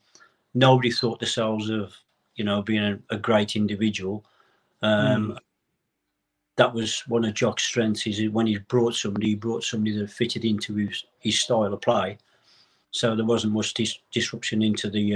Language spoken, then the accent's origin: English; West Bromwich, West Midlands, United Kingdom; I was born in West Bromwich